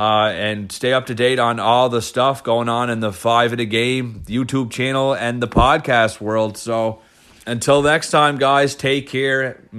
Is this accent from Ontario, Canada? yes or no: no; Cape Breton, Nova Scotia, Canada; I'm from Cape Breton, and so was George Davis